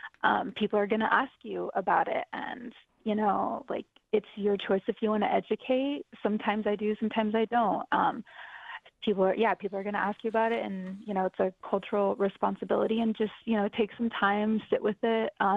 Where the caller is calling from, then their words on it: Oklahoma, United States; I am, like you said, a multidisciplinary artist. I'm coming in from Oklahoma